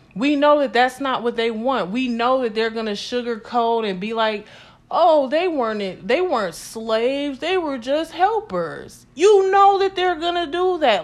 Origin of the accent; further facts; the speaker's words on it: United States; we are American